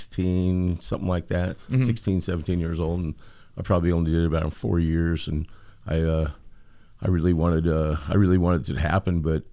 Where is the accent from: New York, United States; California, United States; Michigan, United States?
California, United States; San Diego; from San Diego, California, and crew chief of the 43 car.